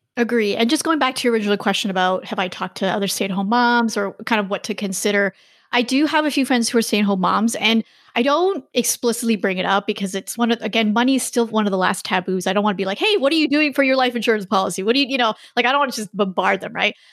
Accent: Canada; moved away as an adult; also born or lived in China; I'm Canadian, my husband's American

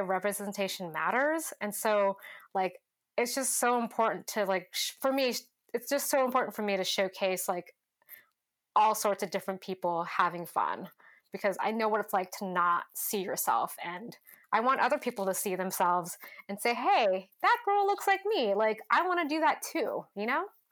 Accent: Stockton, California, United States; also born or lived in San Francisco, California; now in Portland, United States; I grew up in Stockton, California

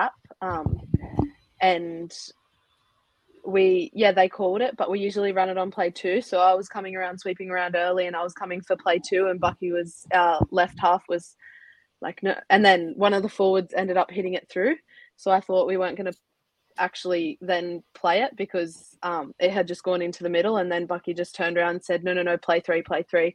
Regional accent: Milton Ulladulla, New South Wales, Australia; I'm from Milton Ulladulla, so down the bottom end of the South Coast.

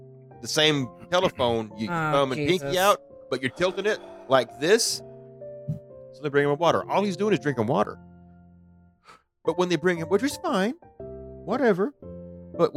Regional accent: Arkansas, United States; I'm from Arkansas.

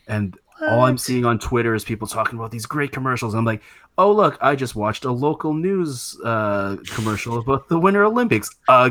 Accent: Canada; also born or lived in Vancouver; as a Canadian

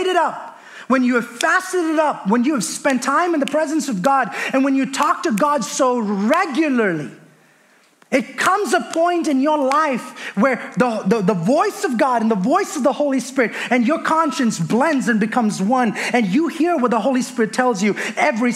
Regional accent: India; moved away as an adult; I was born and raised in India, moved here when I was 20 years old.

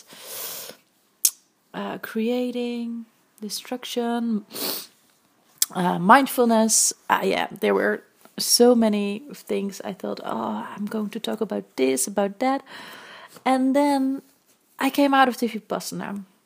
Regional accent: Netherlands; English is a second language; moved away as an adult; now in Vancouver, Canada; I'm from Holland and my English is not really like it's basic, but it's not like that I can speak fluently English.

